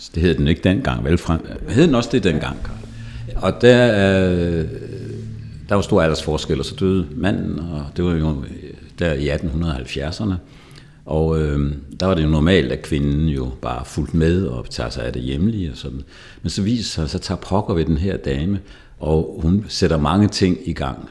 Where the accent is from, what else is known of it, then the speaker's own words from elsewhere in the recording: Jutland, Denmark; moved away as an adult; also born or lived in Zealand; now in Lejre, Denmark; Jeg er vokset op i Jylland